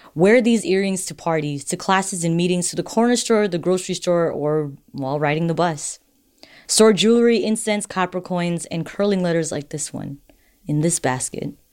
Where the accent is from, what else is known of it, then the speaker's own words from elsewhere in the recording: Marshall Islands; I'm from the Marshall Islands